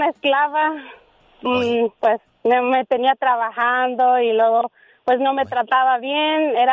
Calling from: Oaxaca, Mexico; No, pues de, Oaxaca

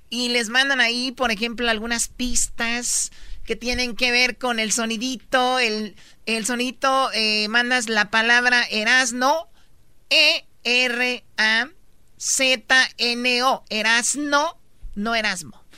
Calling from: Los Angeles, California, United States; Los Ángeles.

